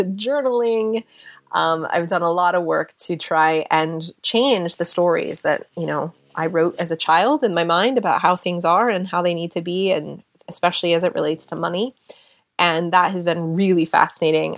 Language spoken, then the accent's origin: English; United States; moved away as an adult; also born or lived in Seattle / California / London, United Kingdom; now in United Kingdom; being an American living in Europe